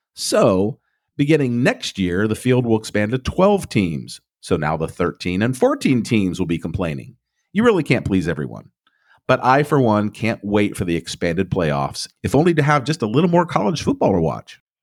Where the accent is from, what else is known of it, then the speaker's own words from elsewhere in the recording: Ohio, United States; Growing up in Ohio, you are groomed to be a Buckeye from a young age